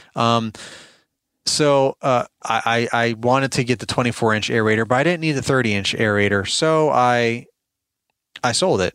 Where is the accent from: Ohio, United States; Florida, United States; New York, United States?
New York, United States; moved away as an adult; now in Virginia, United States; I'm originally from New York, born and raised, uh, moved to Virginia a while back, probably what, fifteen years ago maybe now